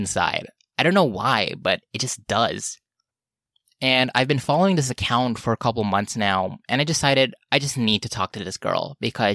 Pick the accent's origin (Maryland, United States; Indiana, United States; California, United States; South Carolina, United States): California, United States; Los Angeles; I'm from Los Angeles